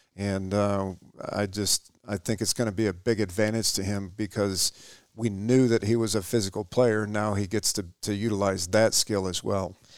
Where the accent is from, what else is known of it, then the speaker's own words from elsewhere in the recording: Sheboygan, Michigan, United States; now in Shepherd, United States; I grew up in Sheboygan